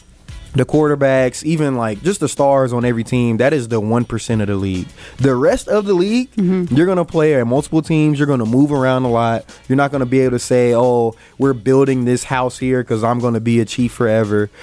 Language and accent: English; Texas, United States; growing up in Texas